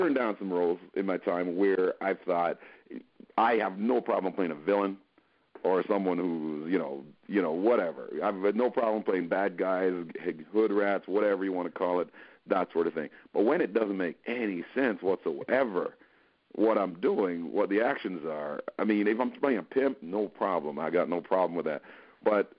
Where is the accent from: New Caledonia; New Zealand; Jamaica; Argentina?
Jamaica; I'm from Jamaica first and foremost